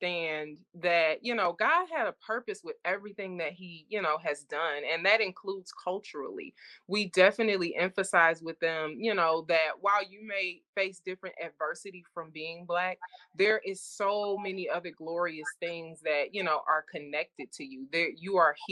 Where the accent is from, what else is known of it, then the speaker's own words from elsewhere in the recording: Detroit, Michigan, United States; growing up in Detroit, especially on the east side of Detroit